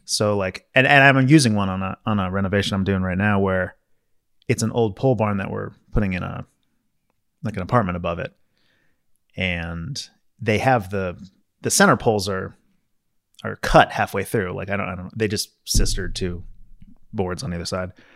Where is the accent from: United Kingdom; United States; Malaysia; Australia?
United States; Maryland; growing up in Maryland